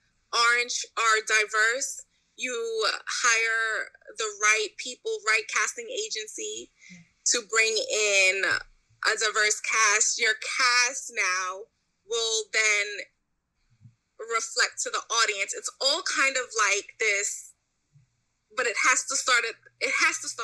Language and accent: English; New York City, New York, United States; I grew up in New York City